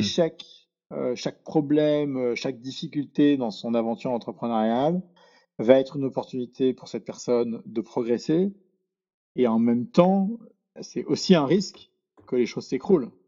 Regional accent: Paris, Île-de-France, France; moi, je suis né à Paris, euh, j'ai grandi à Paris, euh, je suis un Parisien pur souche

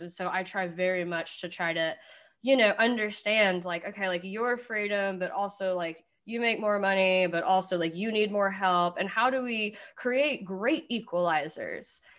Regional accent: Kentucky, United States; I'm from Kentucky

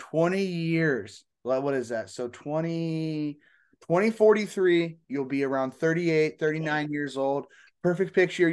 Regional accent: Fort Wayne, Indiana, United States; I'm from Fort Wayne

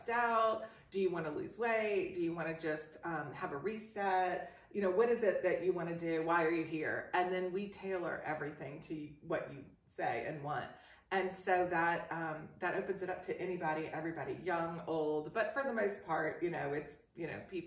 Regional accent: New Orleans, Louisiana, United States; moved away; I'm from New Orleans, and New Orleans is all French, you know. And so I had the influence of growing up in a French area.

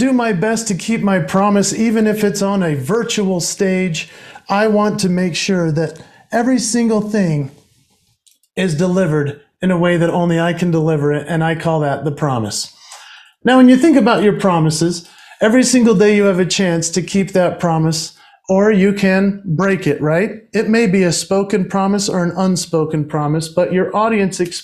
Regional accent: Utah, United States; my home state of Utah in the United States

